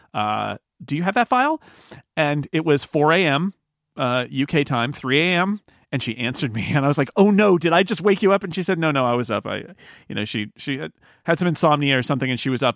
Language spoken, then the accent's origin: English; California, United States; I'm from California